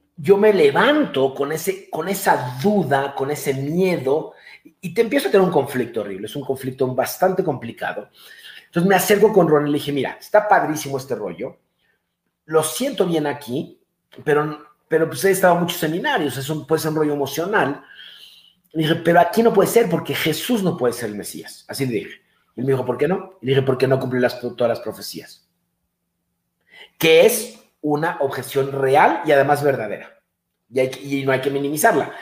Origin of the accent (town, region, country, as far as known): Mexico; moved away as an adult; also born or lived in Denver